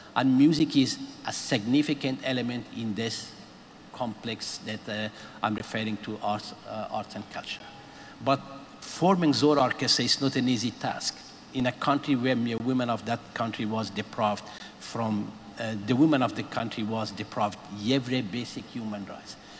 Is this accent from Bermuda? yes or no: no; Afghanistan; I'm from Afghanistan